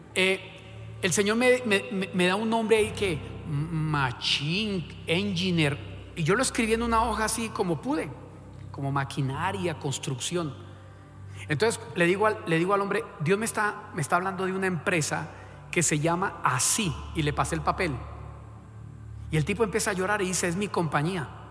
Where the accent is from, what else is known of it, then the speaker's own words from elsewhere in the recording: Colombia; como buen colombiano